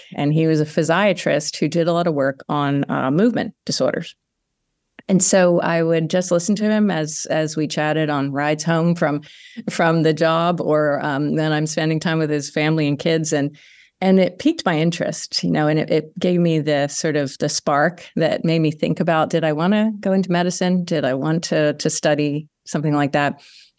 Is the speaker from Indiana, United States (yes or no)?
no; Conshohocken, Pennsylvania, United States; I grew up in a small town outside of Philadelphia called Conshohocken, northwest of Philadelphia, and Italian Catholic family, small little neighborhood, and stayed there for most of my early years until I moved away for graduate school.